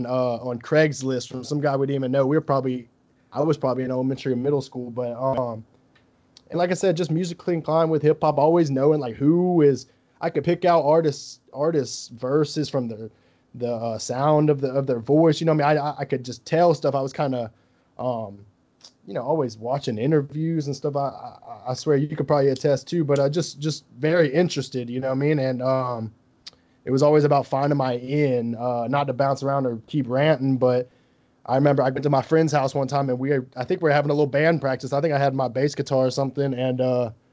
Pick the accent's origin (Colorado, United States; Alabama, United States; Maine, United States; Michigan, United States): Alabama, United States; Gulf Shores; moved away as an adult; now in Baton Rouge, United States; I'm from Gulf Shores, Alabama, man. I'm from the Gulf Coast.